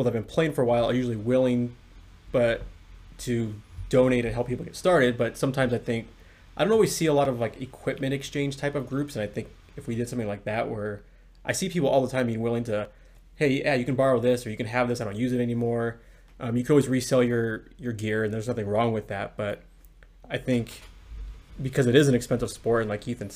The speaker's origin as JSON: {"language": "English", "town": "La Quinta", "region": "California", "country": "United States", "tie": "born or raised there", "said": "Jesse and I had a park that was right by us when we were growing up in La Quinta, California, by Palm Springs"}